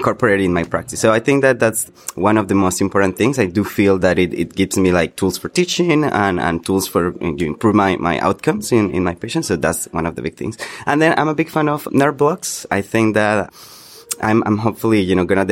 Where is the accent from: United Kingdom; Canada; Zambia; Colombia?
Colombia; moved away as an adult; also born or lived in North Carolina; now in United States; I'm originally from Colombia. I'm a physician from there. And then I've been here now for 6 years